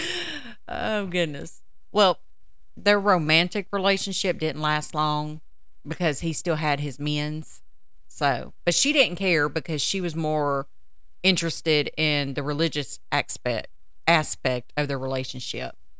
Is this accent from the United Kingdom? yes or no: no; United States; we grew up here in the States with religious backgrounds